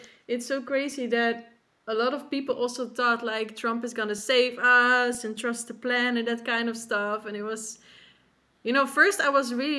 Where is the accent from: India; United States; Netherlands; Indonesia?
Netherlands; I'm from the Netherlands